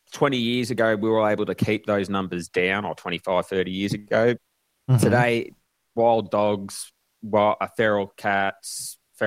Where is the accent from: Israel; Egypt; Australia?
Australia; I'm an Australian, not a Kiwi.